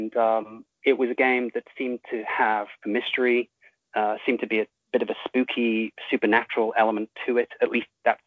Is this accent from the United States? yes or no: no; United Kingdom; I'm British